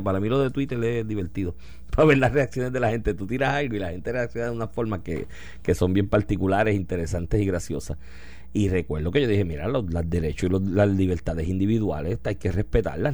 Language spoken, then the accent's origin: Spanish; Puerto Rico